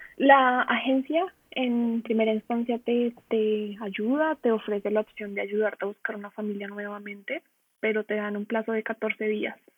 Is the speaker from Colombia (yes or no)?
yes; Colombia; moved away as an adult; now in Dortmund, Germany; Yo soy de Colombia